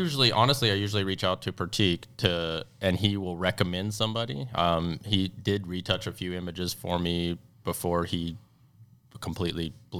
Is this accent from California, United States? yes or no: no; Texas, United States; I'm from Texas, y'all